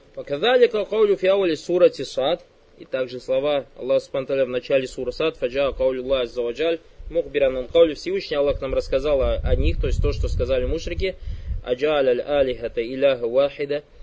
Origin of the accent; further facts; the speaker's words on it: Kazakhstan; я оказался татарным из Казахстана